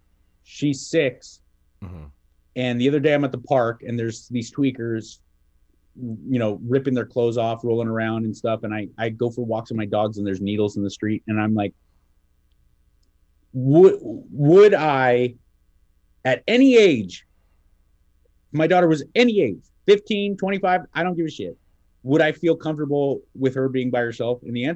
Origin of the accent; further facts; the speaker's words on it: Kentucky, United States; You know, I'm from Kentucky. I'm a big boy.